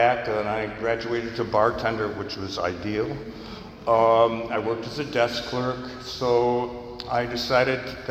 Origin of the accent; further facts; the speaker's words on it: New York, United States; I grew up in New York State, where the drinking age at that time was 18